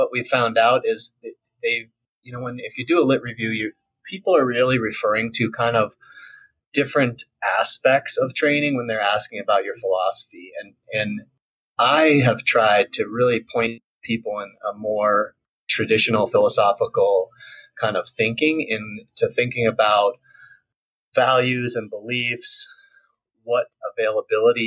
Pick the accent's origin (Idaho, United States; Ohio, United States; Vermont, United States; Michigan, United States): Vermont, United States; moved away; where I grew up in Vermont